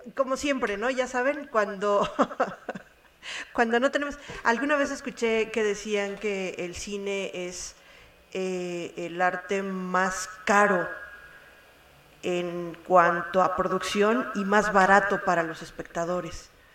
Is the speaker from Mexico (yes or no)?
yes; Mexico; como mexicanos